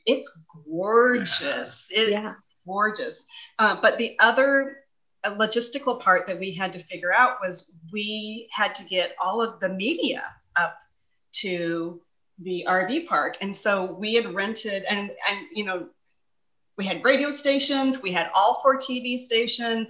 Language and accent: English; Kansas City, United States; I also got to live in my hometown and still see my family and friends um, at night and weekends. Um, yeah, so I was the director of the Kansas City office